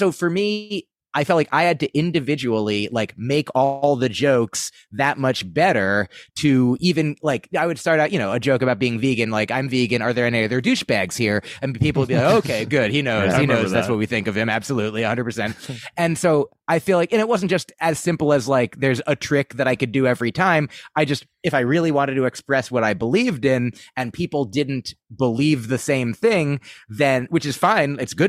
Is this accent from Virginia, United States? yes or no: no; New Jersey, United States; I grew up in New Jersey. I just went up there for school.